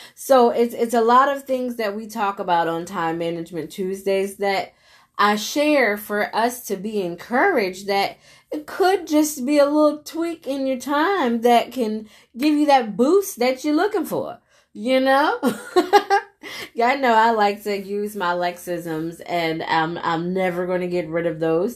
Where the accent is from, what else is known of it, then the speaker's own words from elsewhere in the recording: United States; myself being an American